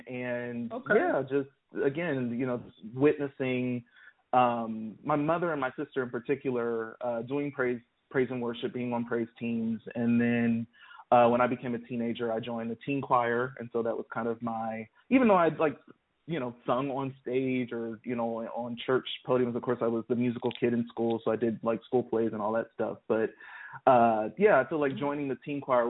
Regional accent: Columbus, Ohio, United States; moved away as an adult; now in Nashville, United States; I grew up in Columbus, Ohio.

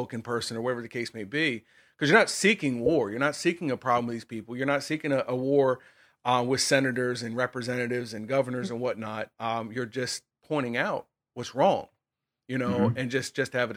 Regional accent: United States; I'm an American, or I'm a citizen of the faith first, but I'm a citizen of America

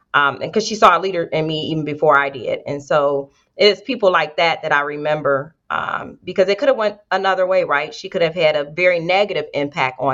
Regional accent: Detroit, Michigan, United States; moved away as an adult; now in Columbus, United States; I grew up on the west side, 7 Mile Road

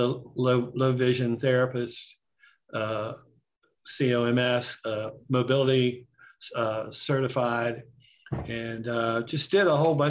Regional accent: Romney, West Virginia, United States; here in my hometown in West Virginia, where the West Virginia School for the Blind is.

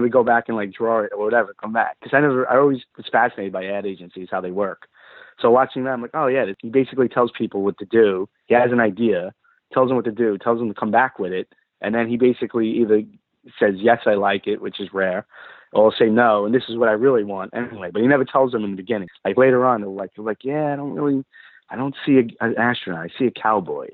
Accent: New York, United States; growing up in New York

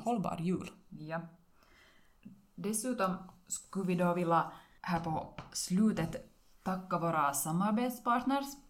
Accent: Karis, Uusimaa, Finland; now in Vörå, Finland; Jag är bosatt i Vörå, men jag är hemma från Karis.

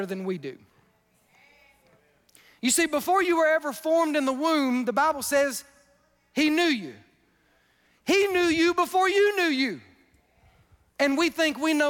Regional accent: Wiggins, Mississippi, United States; I'm from Wiggins, Mississippi.

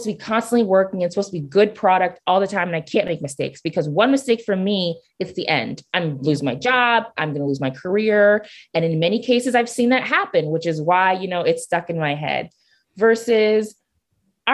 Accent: Nigeria; I'm Nigerian

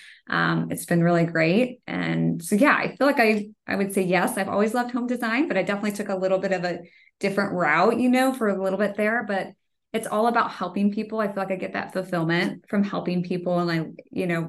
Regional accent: Kansas City, United States; moved away as an adult; also born or lived in Denver, Colorado; I grew up in Kansas City and then we went to Denver for 10 years. And then I came back

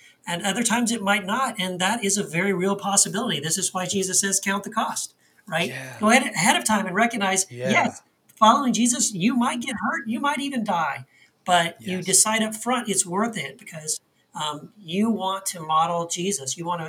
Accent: United States; especially as American Christians and growing up, you know, in that world

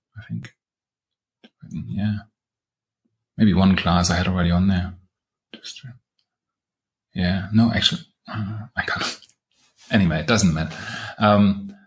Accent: Halle, Saxony-Anhalt, Germany; moved away; my hometown where I had my school

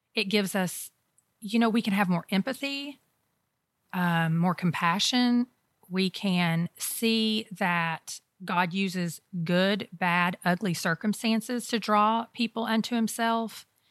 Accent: United States

